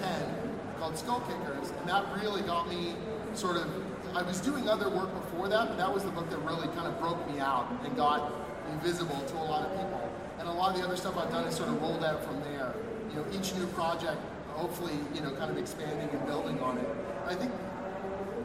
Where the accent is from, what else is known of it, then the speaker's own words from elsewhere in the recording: Toronto, Ontario, Canada; I'm from Toronto, Canada